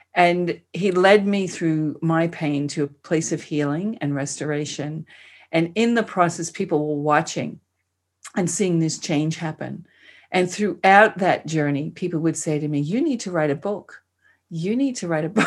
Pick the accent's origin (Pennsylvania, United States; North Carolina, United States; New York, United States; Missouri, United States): New York, United States; New York City; accent: New York; moved away as an adult; now in Australia; I was born and raised in Queens, and I spent most of my life there